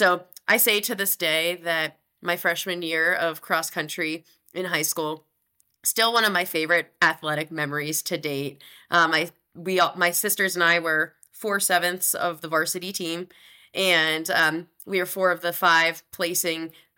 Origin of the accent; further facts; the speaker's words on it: Johnstown, Pennsylvania, United States; now in Salt Lake City, United States; Yeah, so I grew up in Western Pennsylvania in a town, Johnstown, and it's a little bit outside of Pittsburgh, and home is a really special place to me. I don't get there quite as often living out here in Salt Lake City, Utah.